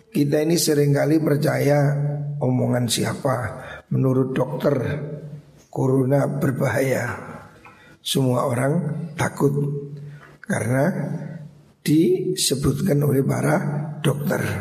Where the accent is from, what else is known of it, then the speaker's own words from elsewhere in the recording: Java, Indonesia; Makanya kita orang Jawa ini kan Ada istilah tirakat